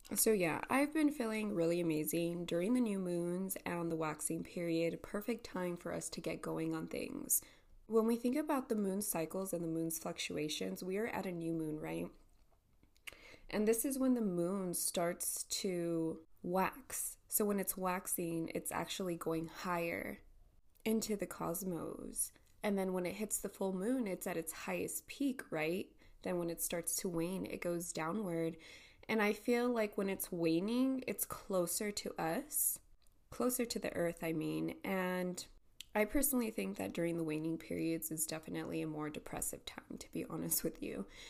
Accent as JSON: {"language": "English", "town": "El Paso", "region": "Texas", "country": "United States", "said": "It is 8.40 a.m. here, here in El Paso, Texas."}